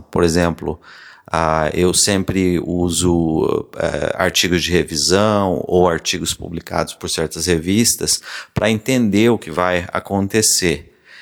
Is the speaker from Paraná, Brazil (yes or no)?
yes; Paraná, Brazil; moved away as an adult; also born or lived in São Paulo / Londrina; now in Maryland, United States; eu nasci e cresci no Paraná